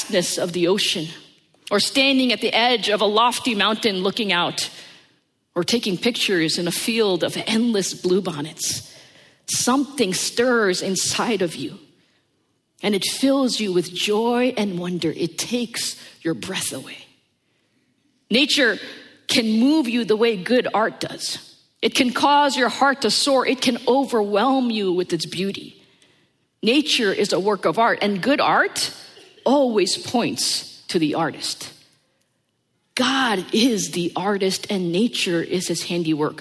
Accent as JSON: {"language": "English", "country": "United States", "tie": "born or raised there"}